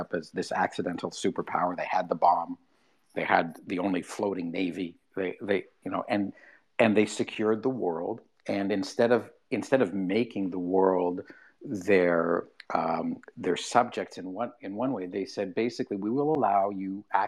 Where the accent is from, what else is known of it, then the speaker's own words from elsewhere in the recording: Canada; I'm a Canadian. I live in Canada